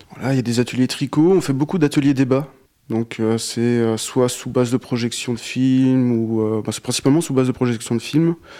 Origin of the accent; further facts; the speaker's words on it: Alsace, Grand Est, France; moved away as an adult; now in Fougères, France; je suis alsacien à la base